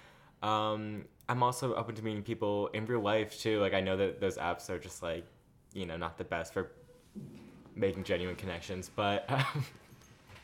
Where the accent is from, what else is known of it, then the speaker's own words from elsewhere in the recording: Long Island, New York, United States; now in New York City, United States; I'm from Long Island, New York.